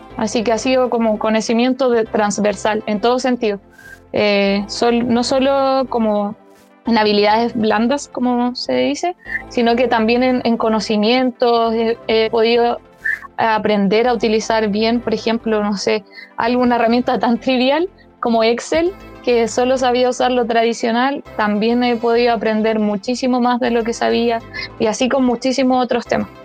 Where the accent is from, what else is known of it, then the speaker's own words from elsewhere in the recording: Chile; moved away as an adult; now in Santiago, Chile; yo vengo de, de, región, no soy santiaguina, eh, entonces yo estaba acostumbrada como a un tipo de educación y llegar a, la universidad es hacer ese cambio de pasar de toda la educación en colegios municipales de región a la universidad en Santiago